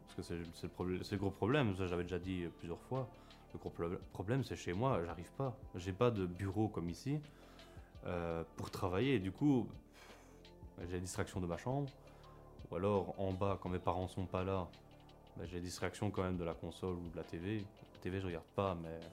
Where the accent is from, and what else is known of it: Belgium